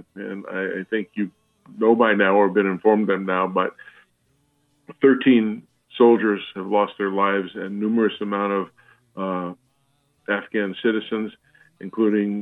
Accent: United States; as an American

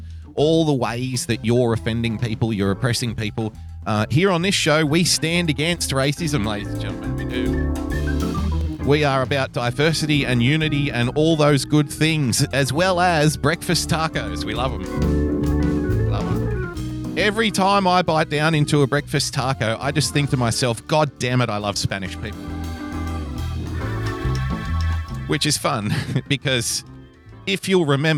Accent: Australia; as an Australian

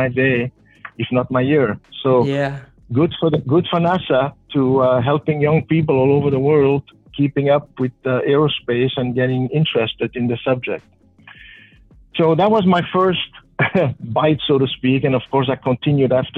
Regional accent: Belgium; moved away; when I was a teenager growing up in Belgium.

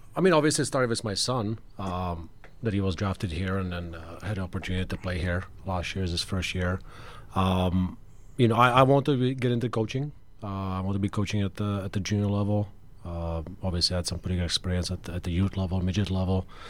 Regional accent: Czechia; moved away; also born or lived in Michigan; I'm from Czech

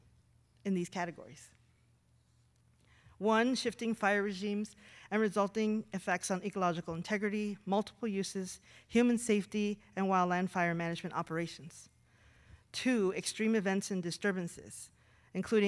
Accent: Southwest, United States; moved away as an adult; I grew up in the Southwest, surrounded by cotton fields and deserts

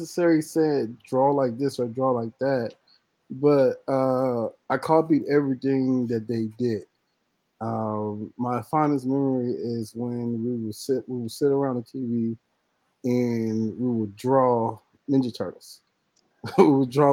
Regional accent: Compton, California, United States; I was born and raised in Compton, California

